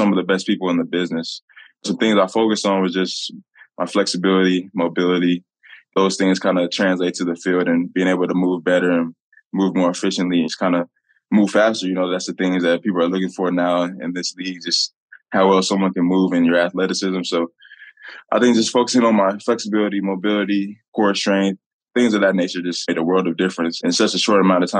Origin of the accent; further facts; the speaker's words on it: Indianapolis, Indiana, United States; to be back in my hometown